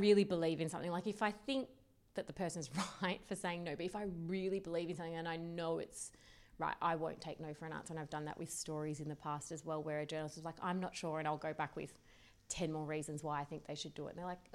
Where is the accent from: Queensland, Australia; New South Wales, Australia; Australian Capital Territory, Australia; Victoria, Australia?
Australian Capital Territory, Australia; Canberra; moved away as an adult; also born or lived in London; I'm from Canberra, I knew no one in London